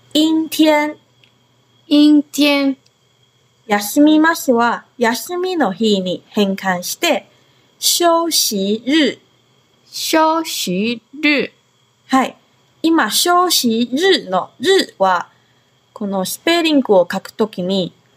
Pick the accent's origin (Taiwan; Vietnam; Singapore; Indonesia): Taiwan; Japanese is a second language; now in Okinawa, Japan; 台湾出身で中国語担当